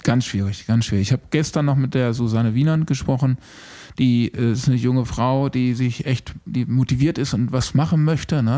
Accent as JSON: {"language": "German", "town": "Bielefeld", "region": "North Rhine-Westphalia", "country": "Germany", "tie": "born or raised there", "moved": "yes", "lives_now": "Unna, Germany", "said": "diese Bielefelder Truppe, wo ich groß geworden bin"}